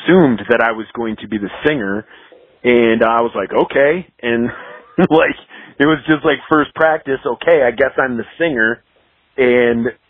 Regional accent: Midwest, United States; I kind of grew up with the same thing. Like with the Midwest

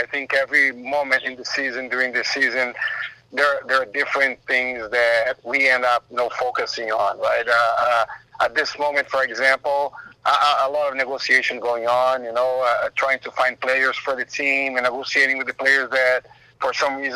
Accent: Brazil; now in Austin, United States; I'm from Brazil.

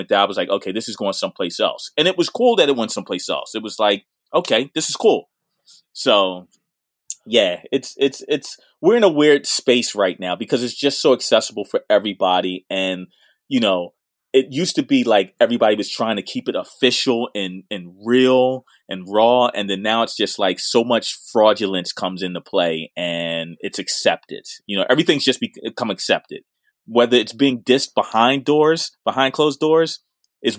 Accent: Philadelphia, Pennsylvania, United States; I'm from Winfield

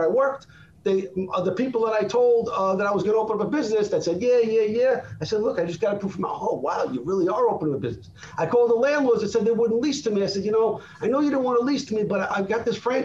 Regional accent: Brooklyn, New York, United States; moved away; also born or lived in South Florida; I grew up in Brooklyn.

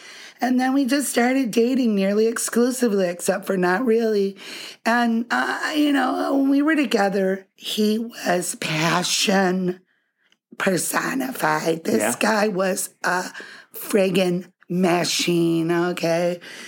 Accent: Ann Arbor, Michigan, United States; born there; I was born in Ann Arbor, Michigan.

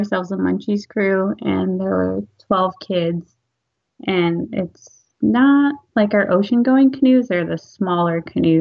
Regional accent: Neah Bay, Washington, United States; Born and raised here, small

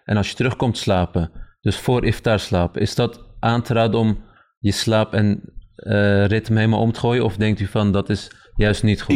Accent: Turkey; now in Netherlands; ik kom zelf uit Turkije

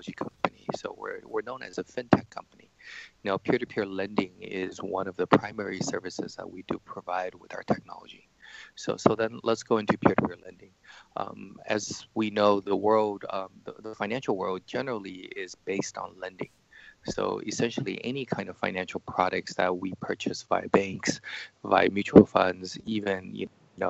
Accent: United States; moved away as an adult; now in China; So I grew up in the States, studied in computer science and psychology.

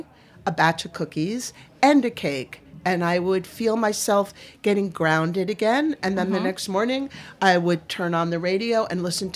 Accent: Maine, United States; I'm from Maine

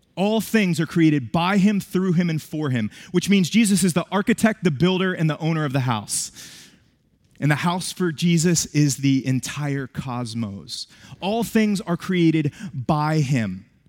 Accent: West Virginia, United States; moved away; I was born and raised in West Virginia.

